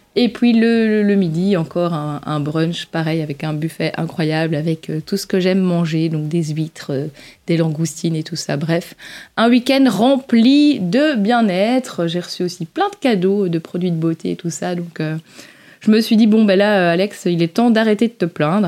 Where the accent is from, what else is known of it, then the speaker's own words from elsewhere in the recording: Belgium; accent: Belgian; nos petits accents belges